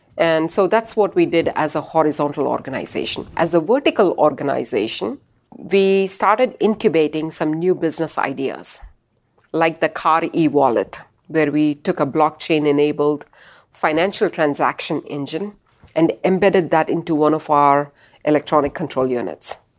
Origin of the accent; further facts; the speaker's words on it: Bangalore, Karnataka, India; moved away as an adult; also born or lived in California / Michigan; now in United States; growing up in India